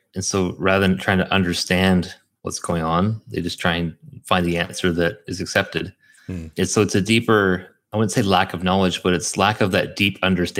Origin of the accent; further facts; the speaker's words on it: Vancouver, British Columbia, Canada; now in Auckland, New Zealand; I'm from Vancouver.